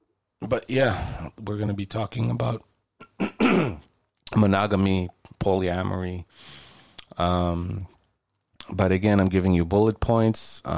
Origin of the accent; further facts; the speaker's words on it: Israel; born there; I was religious when I was younger, Jewish, obviously, if I was born in Israel, I guess.